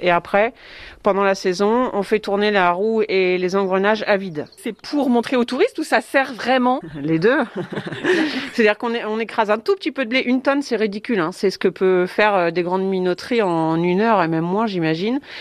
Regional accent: Cosqueville, Normandy, France; j'ai grandi à Cosqueville

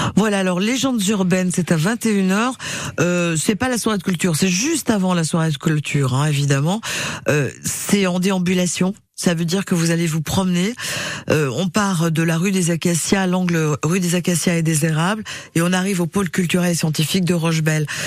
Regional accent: Gard, Occitania, France; chez nous, dans le Gard.

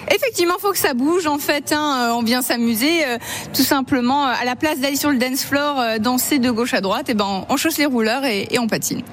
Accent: Mulhouse, Grand Est, France; je suis née à Mulhouse

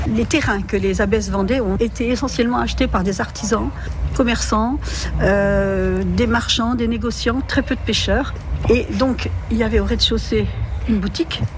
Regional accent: Saint-Vaast-la-Hougue, Normandy, France; je suis originaire de Saint-Va

